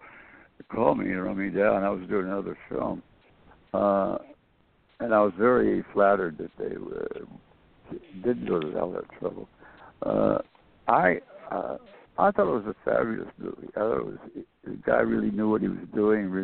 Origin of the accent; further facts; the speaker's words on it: Florida, United States; also born or lived in Michigan; we're moving to Florida